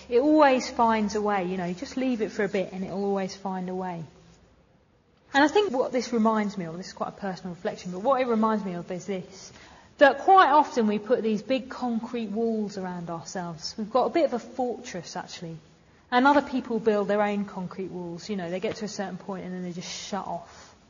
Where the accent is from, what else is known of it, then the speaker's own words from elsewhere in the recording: Sheffield, Yorkshire and the Humber, United Kingdom; how are you? You know, I'm from Sheffield